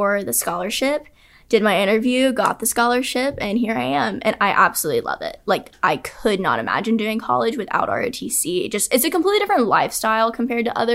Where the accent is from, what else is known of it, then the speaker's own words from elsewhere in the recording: Fayetteville, Georgia, United States; I'm from Fayetteville, Georgia